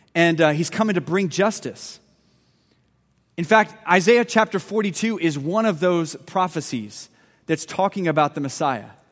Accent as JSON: {"language": "English", "town": "Lynchburg", "region": "Virginia", "country": "United States", "tie": "born or raised there", "said": "I was born in Virginia Baptist Hospital in Lynchburg, Virginia"}